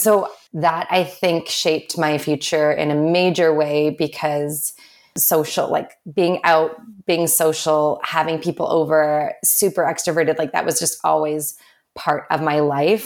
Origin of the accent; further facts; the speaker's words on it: Vancouver, British Columbia, Canada; I'm from Vancouver originally